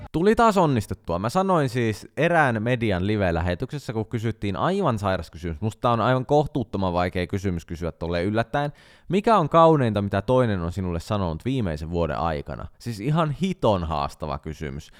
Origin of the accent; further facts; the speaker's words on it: Central Finland, Finland; me nyt keskisuomalaiset pidetään yhtä